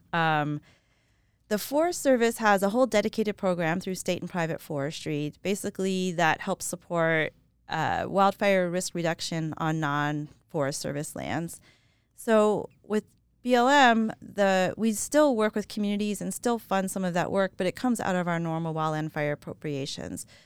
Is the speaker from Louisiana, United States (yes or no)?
yes; New Orleans, Louisiana, United States; moved away as an adult; also born or lived in Colorado; I grew up in New Orleans, Louisiana